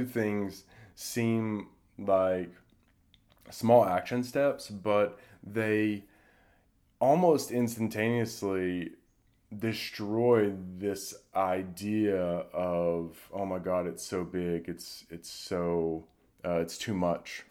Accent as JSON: {"language": "English", "town": "Durham", "region": "North Carolina", "country": "United States", "tie": "born or raised there", "said": "my hometown, Durham, North Carolina"}